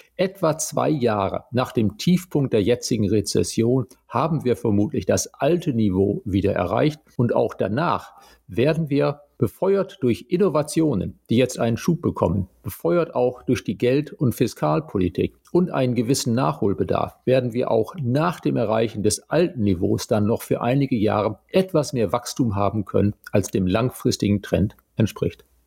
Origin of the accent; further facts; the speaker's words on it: Germany; bei uns in Deutschland